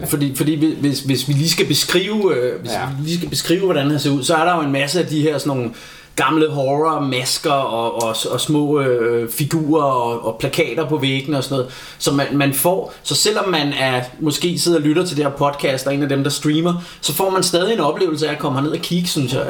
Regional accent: Ringsted, Zealand, Denmark; nu kommer jeg jo fra Ringsted, som ligger i, i nærheden her

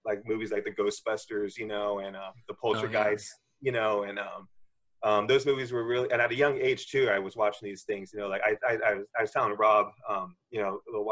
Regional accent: Southern California, United States; first language English; now in San Francisco, United States; growing up in Southern California and moving up to San Francisco, always been a Californian

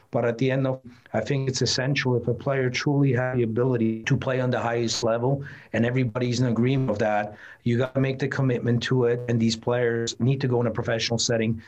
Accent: Switzerland; now in United States; I grew up in Switzerland

